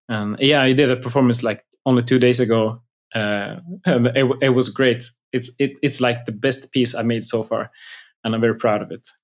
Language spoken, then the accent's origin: English; outside of Gothenburg, Västra Götaland, Sweden; I grew up outside of Gothenburg.